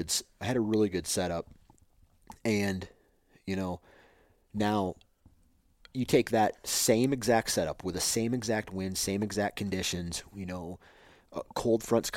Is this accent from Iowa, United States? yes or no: yes; Iowa, United States; born there; You know, like, I was born in Iowa. And I have ground in Iowa.